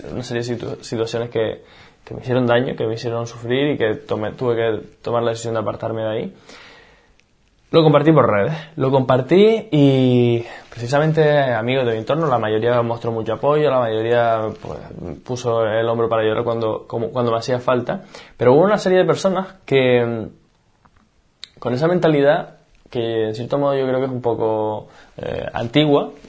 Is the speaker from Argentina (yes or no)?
no; Canary Islands, Spain; moved away as an adult; also born or lived in Barcelona; me fui a vivir a, Barcelona, yo soy de Canarias